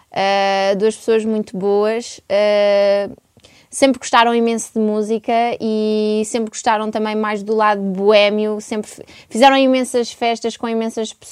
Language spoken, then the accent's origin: Portuguese; Coimbra, Coimbra District, Portugal; born there; e eu nasci em Coimbra, tenho um irmão